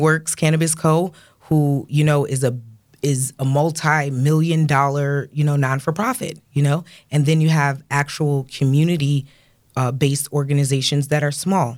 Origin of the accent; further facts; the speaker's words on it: Rochester, New York, United States; we're from Rochester